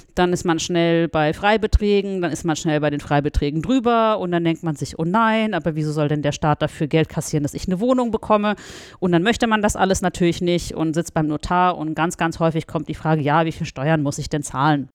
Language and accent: German; Russia; now in Frankfurt, Germany; ich bin in Russland geboren, spreche Russisch und Deutsch